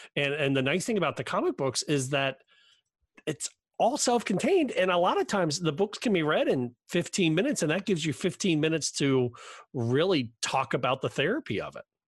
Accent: Cincinnati, Ohio, United States; I'm from Cincinnati

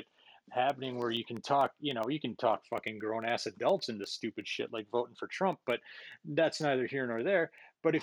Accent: Merrill, Wisconsin, United States; my hometown of Merrill

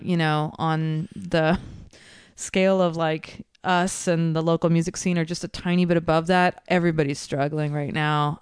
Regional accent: Concord, California, United States; now in Oakland, United States; I'm from Concord

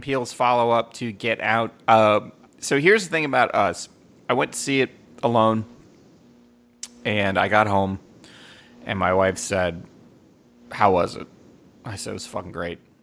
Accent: United States; I'm from America

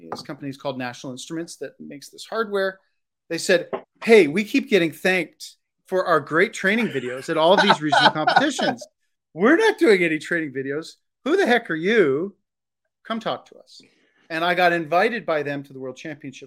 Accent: Canada; also born or lived in Ontario; I'm Canadian. I live in the province of Ontario

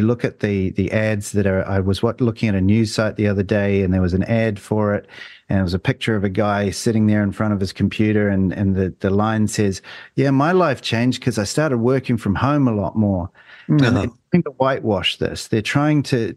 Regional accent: New Zealand; as a bloke, as a Kiwi male

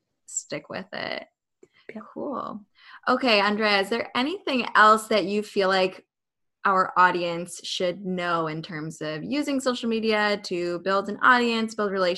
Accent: Buffalo, New York, United States; I'm from Buffalo too

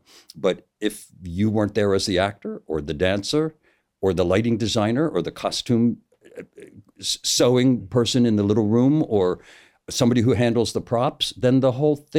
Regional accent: United States; I'm an American

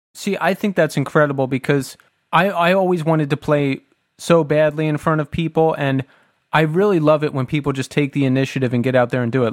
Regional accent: Bucks County, Pennsylvania, United States; Tommy and I are from Bucks County, Pennsylvania, which is just south of Philadelphia

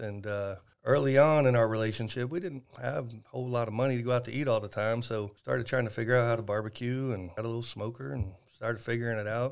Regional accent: Van Alstyne, Texas, United States; my hometown, actually, in Van Alstyne.

